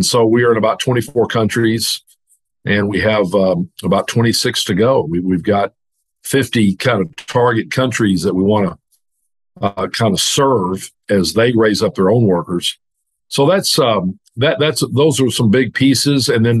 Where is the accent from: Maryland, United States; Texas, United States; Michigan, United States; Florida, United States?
Texas, United States; Dallas; moved away as an adult; now in Arkansas, United States; I grew up in Dallas and went to University of Arkansas